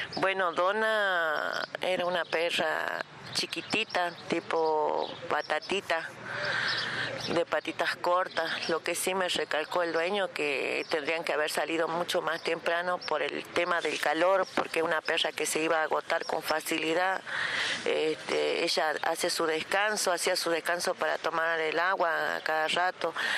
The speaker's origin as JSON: {"language": "Spanish", "town": "Palpalá", "region": "Jujuy", "country": "Argentina", "said": "somos de Palpalá, de Jujuy, de la provincia de Jujuy"}